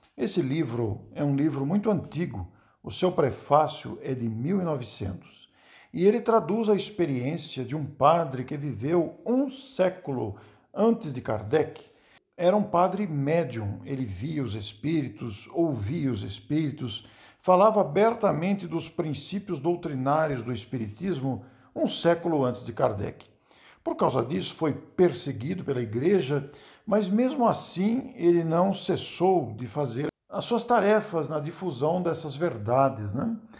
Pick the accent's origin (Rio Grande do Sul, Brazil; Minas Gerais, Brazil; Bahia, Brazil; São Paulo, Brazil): São Paulo, Brazil; Matão; sou de Matão